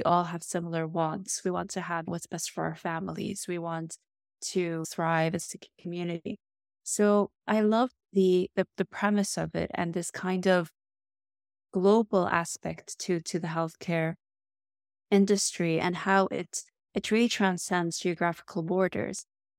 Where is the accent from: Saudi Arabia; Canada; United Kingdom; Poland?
Saudi Arabia; Riyadh, Riyadh Province; although I grew up in Riyadh in Saudi Arabia, and I was immersed, of course, with the Arab culture and the Middle Eastern culture, which is so rich and vibrant